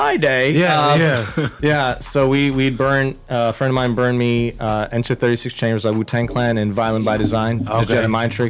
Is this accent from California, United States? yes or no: yes; San Fernando Valley, California, United States; I grew up in the Valley as a teen. You know, shout out the Great 18 SFE represent.